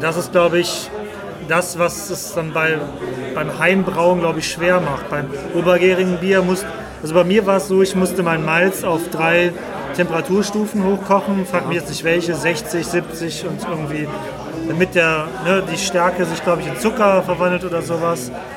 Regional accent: Cologne, North Rhine-Westphalia, Germany; da komme ich halt her

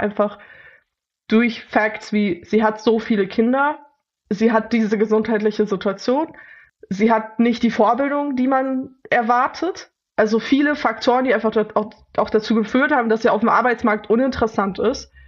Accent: Leipzig, Saxony, Germany; Ich bin in Leipzig aufgewachsen

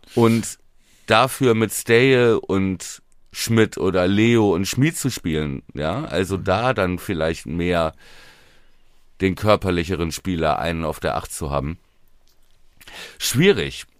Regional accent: Buchholz in der Nordheide, Lower Saxony, Germany; meiner Heimatstadt Buchholz

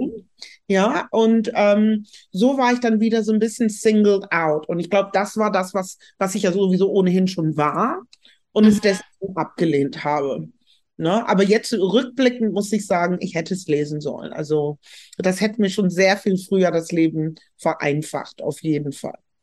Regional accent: Germany; uns als Deutsche als Teil der Diaspora zu verstehen

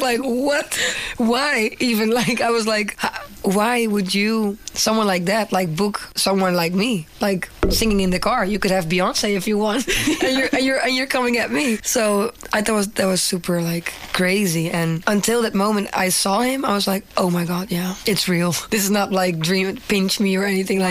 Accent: Netherlands; English is a second language; I am from the Netherlands and I'm a singer

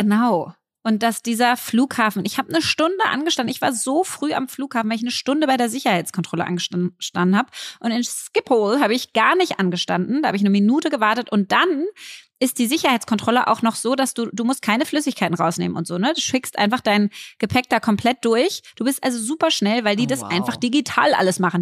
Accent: Berlin, Germany; als Berlinerin

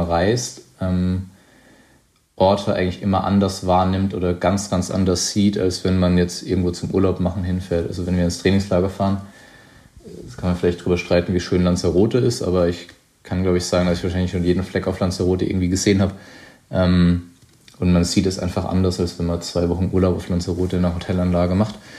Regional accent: Weinheim, Baden-Württemberg, Germany; mein Weinheim ist, äh, grenzt an den Odenwald, wo ich aufgewachsen bin

